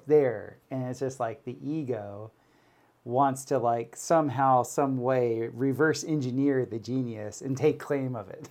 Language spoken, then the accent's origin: English; Florida, United States; I grew up in Florida where we had hurricanes